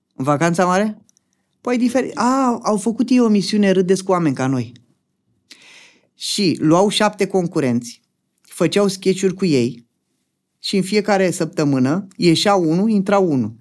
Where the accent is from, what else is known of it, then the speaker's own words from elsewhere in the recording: Dragomirești, Romania; moved away as an adult; Din Dragomirești am plecat de tot până acum 9 ani